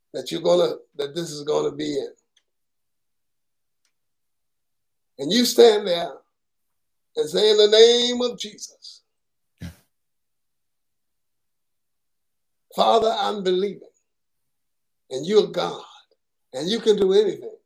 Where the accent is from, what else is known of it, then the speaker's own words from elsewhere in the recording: New York City, New York, United States; now in Southern United States; I'm from Brooklyn, New York